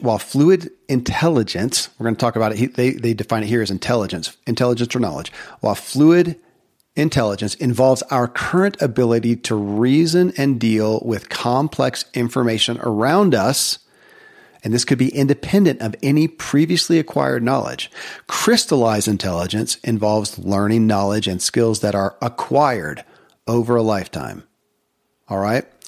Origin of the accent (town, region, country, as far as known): Kentucky, United States; born or raised there